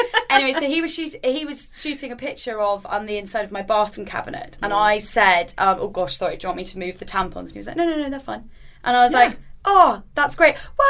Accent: United Kingdom; we're British

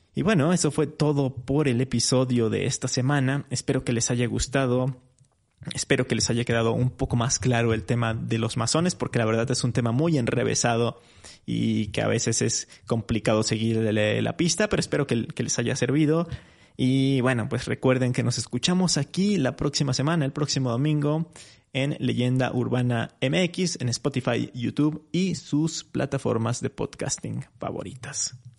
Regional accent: Mexico; nuestro país

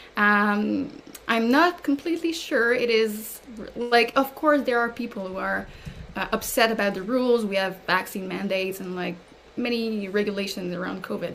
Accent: Canada; as a Canadian

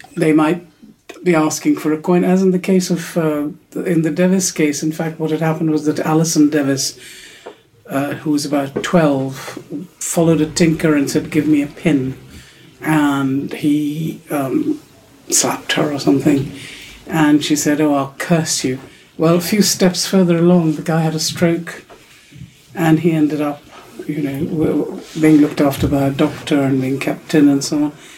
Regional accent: Pakistan; where I grew up in Pakistan, which is very um, urban and, and, you know, quite westernized

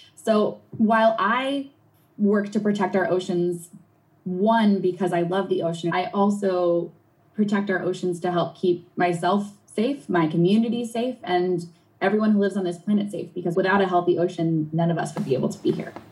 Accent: Long Island Sound shore, New England, United States; I grew up in New England on the shore of the Long Island Sound

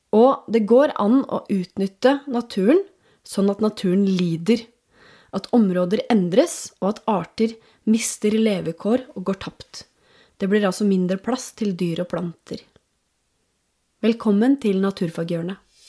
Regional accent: Norway

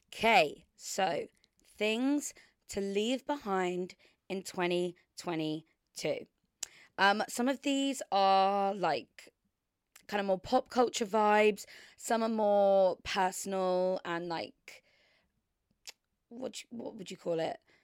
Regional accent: Surrey, South East England, United Kingdom; moved away; I've literally been down in Surrey, spending it with my family and my hometown friends

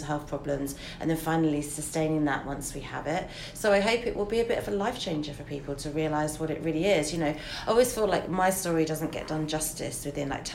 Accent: England, United Kingdom; as English people

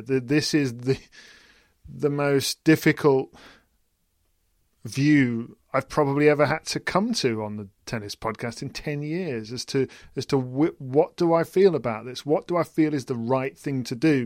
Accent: United Kingdom; as a British person

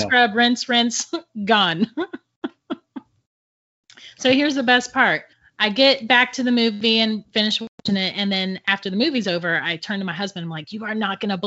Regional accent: St. Augustine, Florida, United States; we're from St. Augustine and St. Augustine is like crazy haunted

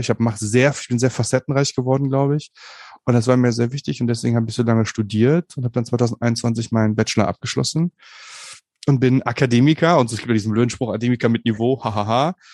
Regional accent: Bonn, North Rhine-Westphalia, Germany; ich komme aus Bonn, aus Bonn Umgebung

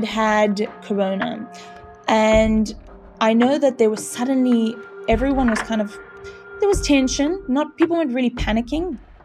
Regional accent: Cape Town, Western Cape, South Africa; I'm from Cape Town, South Africa.

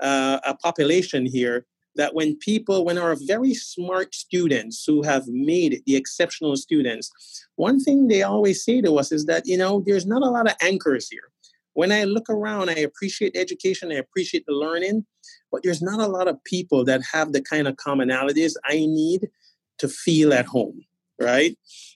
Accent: New York City, New York, United States; now in Boston, United States; having grown up in Brooklyn, New York

